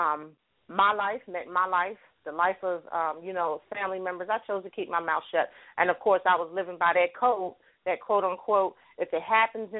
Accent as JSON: {"language": "English", "region": "New Jersey", "country": "United States", "moved": "as an adult", "lives_now": "Pittsburgh, United States", "said": "I am originally from New Jersey, and I now live in Pittsburgh, Pennsylvania"}